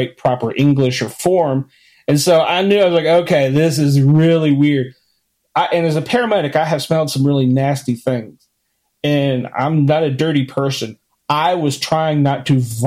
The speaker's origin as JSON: {"language": "English", "town": "Washington", "region": "District of Columbia", "country": "United States", "tie": "born or raised there", "said": "I grew up in Washington, D.C."}